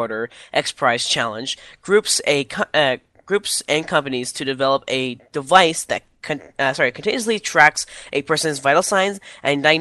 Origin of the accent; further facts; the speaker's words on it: Canada; I'm Canadian